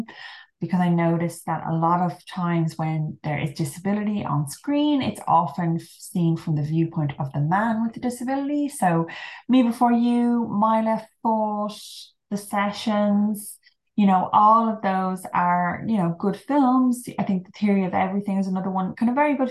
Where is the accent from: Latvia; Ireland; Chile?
Ireland; now in London, United Kingdom; I'm Irish, but I'm currently based in London at the moment